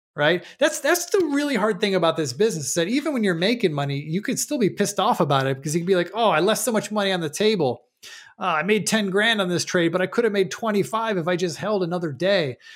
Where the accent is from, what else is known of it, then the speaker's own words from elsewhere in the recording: Buffalo, New York, United States; moved away; also born or lived in Chicago, Illinois; I'm originally from Buffalo, New York, for those who don't know, but, uh, but I lived in Chicago for ten years